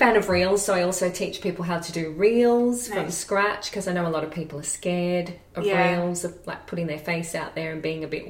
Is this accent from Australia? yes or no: yes; Australia; accent: sounds like Kath and Kim; now in Edinburgh, United Kingdom; I still sound like Kath and Kim.